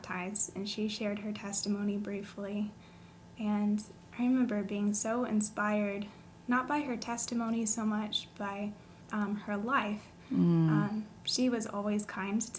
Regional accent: Texas, United States; moved away as an adult; also born or lived in West Virginia / Norfolk, Virginia; now in Harrisonburg, United States; I grew up in West Virginia for the most part until I was nine, and when I was nine, we moved to Texas

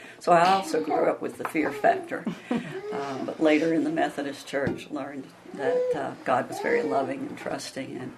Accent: Dublin, Virginia, United States; also born or lived in Radford, Virginia / Bridgewater, Virginia; I was born in Radford, Virginia. I grew up in Dublin, Virginia, and moved to Bridgewater in 1982

